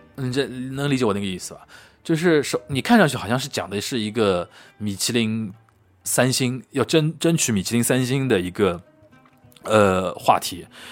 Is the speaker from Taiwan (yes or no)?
no; Shanghai, China; 我们上海这边或者南方吴语区